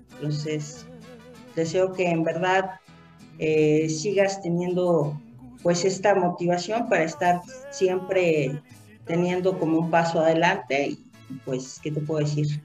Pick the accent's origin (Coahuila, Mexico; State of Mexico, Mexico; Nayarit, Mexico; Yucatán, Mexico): State of Mexico, Mexico; Toluca; aquí en el Estado de México, de donde yo soy, de para Toluca